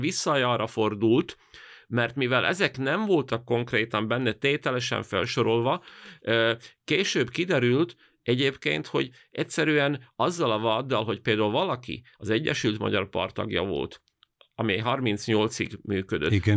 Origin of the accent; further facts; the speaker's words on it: Banská Bystrica Region, Slovakia; az én szülőfalumról